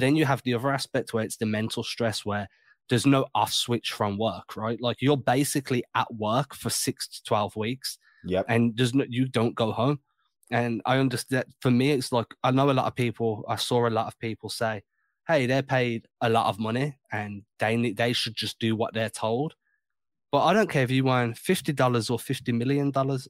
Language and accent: English; England, United Kingdom; Growing up in England